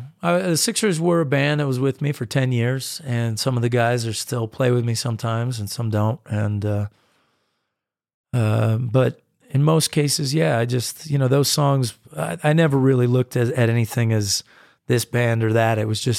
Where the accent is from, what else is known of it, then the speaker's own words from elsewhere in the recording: United States; and I'm a distinctly American artist. I mean, I go and I play in Europe, but I've really come across as American in so many ways and in so much of my music.